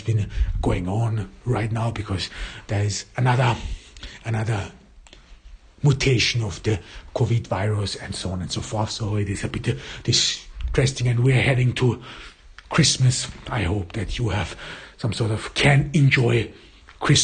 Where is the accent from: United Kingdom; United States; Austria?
Austria; first language German; English is a second language; I am not an English native speaker. I was born in Austria. I grew up in Austria and I went to school in Austria. My mother tongue is German